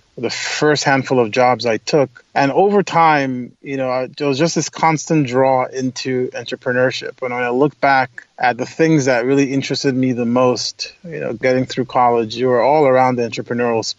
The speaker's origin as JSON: {"language": "English", "region": "Lagos", "country": "Nigeria", "tie": "born or raised there", "also_born_or_lived": "upstate New York", "moved": "as an adult", "lives_now": "United States", "said": "I grew up in Lagos, Nigeria. I was actually born in the United States, but my parents moved back to Nigeria"}